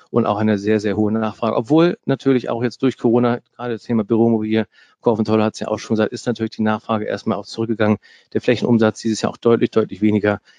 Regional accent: Bremen, Germany; Also Bremen, und jetzt bin ich ja Bremer

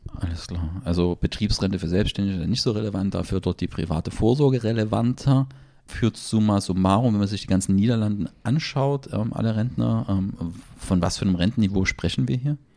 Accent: Germany; bei uns in Deutschland

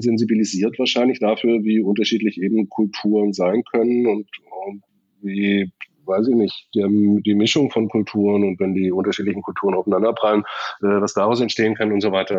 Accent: Stuttgart, Baden-Württemberg, Germany; ich bin in Stuttgart aufgewachsen

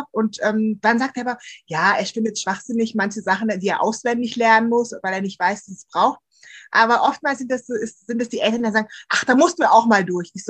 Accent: Bonn, North Rhine-Westphalia, Germany; Also ich bin ja im Bonner Umfeld aufgewachsen und da ist ja Karneval ganz groß.

